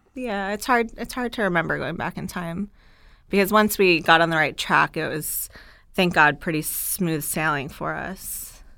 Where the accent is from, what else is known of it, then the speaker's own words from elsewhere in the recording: South Florida, United States; also born or lived in Gainesville, Florida / Dallas, Texas; I am from Florida, South Florida